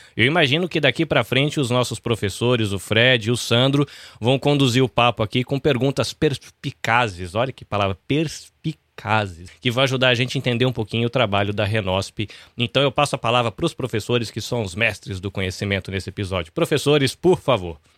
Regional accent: Brazil; moved away as an adult; now in Japan; eu estou aqui no Japão há 20 anos e quando eu saí do Brasil

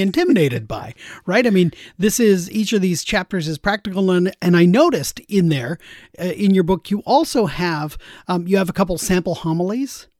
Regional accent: Seattle, Washington, United States; I grew up there in Seattle

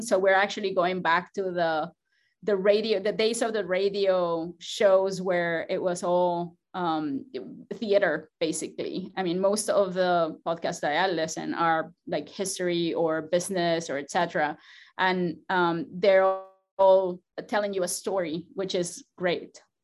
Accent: Mexico; moved away as an adult; now in Georgia, United States; I come from Mexico

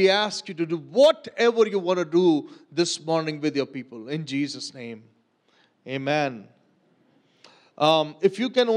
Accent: Pakistan

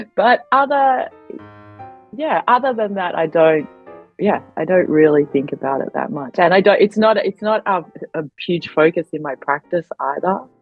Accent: Australia; also born or lived in Adelaide, Australia; I grew up in Australia, so of course I, am Australian

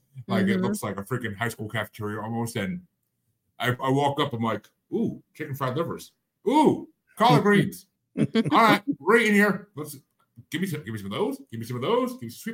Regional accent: New York, United States; born or raised there; moved away

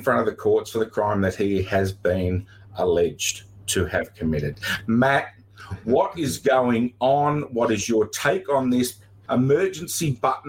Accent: Australia; we are still Australian citizens

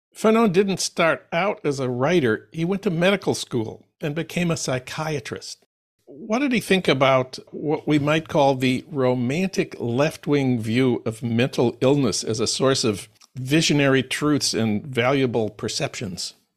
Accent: Saint Paul, Minnesota, United States; my hometown of St. Paul

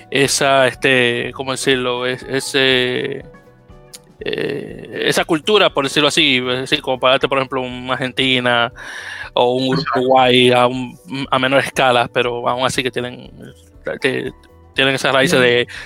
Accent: Dominican Republic; Entonces le, le menciono que soy dominicano.

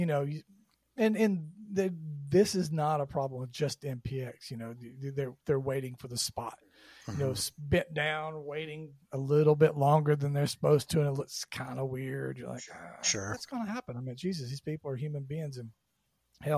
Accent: Georgia, United States; I grew up in Georgia

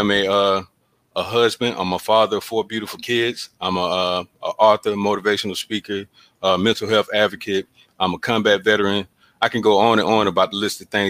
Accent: Columbus, Georgia, United States; now in Clarksville, United States; I'm originally from Columbus, Georgia.

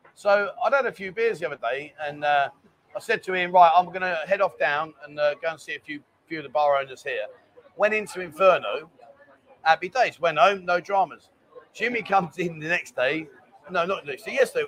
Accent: London, United Kingdom; now in Pattaya, Thailand; I'm from London. I'm not from up north

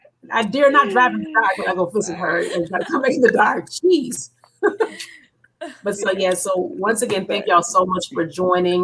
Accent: Evanston, Illinois, United States; now in Georgia, United States; I'm from Evanston, Illinois. Everything was around the corner. My first house from my mom and dad was like 5 minutes away

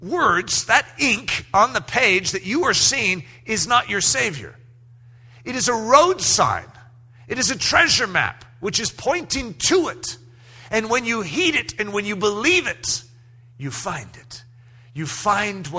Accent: United States; everything I was raised to understand in American, even Christianity in America

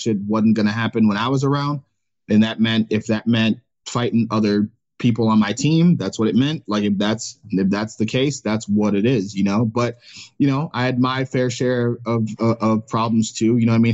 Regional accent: Cleveland, Ohio, United States; growing up in Cleveland

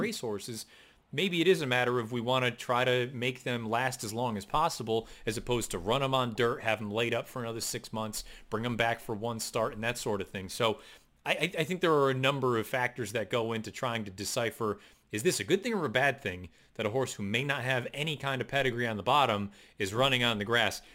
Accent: West Springfield, Massachusetts, United States; I grew up in West Springfield

